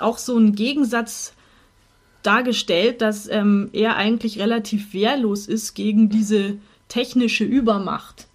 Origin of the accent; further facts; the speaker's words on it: Munich, Bavaria, Germany; uns als Münchner